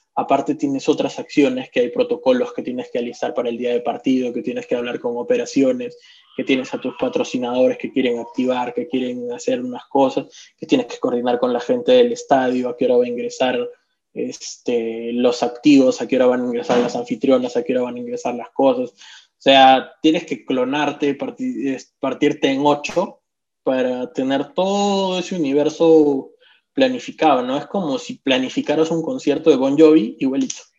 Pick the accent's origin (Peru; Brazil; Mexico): Peru; Arequipa; como arequipeños